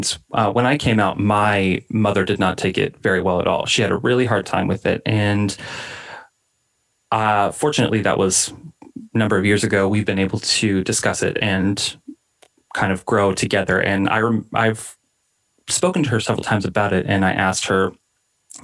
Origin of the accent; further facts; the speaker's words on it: Oklahoma, United States; I was born and raised in Oklahoma.